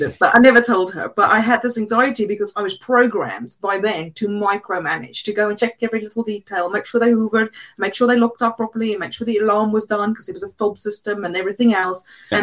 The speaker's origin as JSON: {"language": "English", "country": "South Africa", "tie": "born or raised there", "second_language": "English", "moved": "as an adult", "lives_now": "England", "said": "I was brought up in South Africa."}